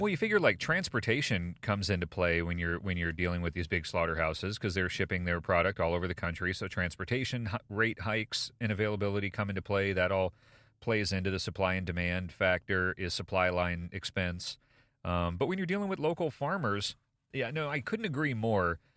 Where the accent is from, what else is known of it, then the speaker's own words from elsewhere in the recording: United States; as an American